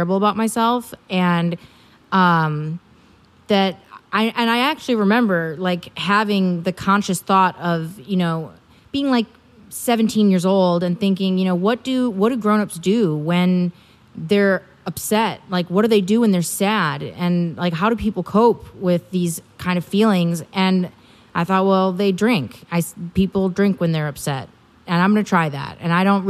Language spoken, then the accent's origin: English; Milwaukee, Wisconsin, United States; moved away; I'm originally from Wisconsin